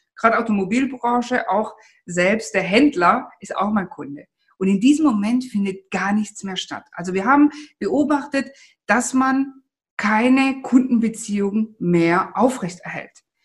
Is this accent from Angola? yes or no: no; Italy; moved away; wir sind ja Italiener